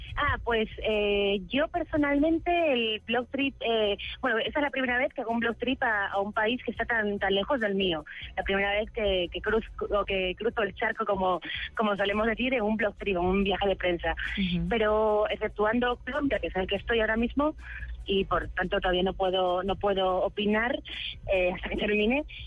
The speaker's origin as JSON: {"language": "Spanish", "country": "Spain", "said": "en España, que es de donde soy"}